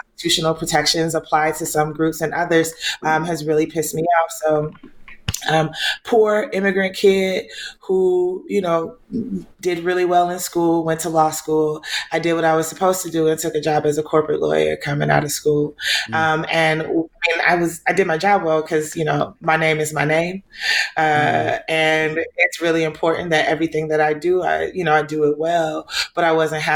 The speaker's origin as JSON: {"language": "English", "town": "Atlanta", "region": "Georgia", "country": "United States", "tie": "born or raised there", "also_born_or_lived": "Nigeria", "said": "I was born in Nigeria and raised in Southwest Atlanta."}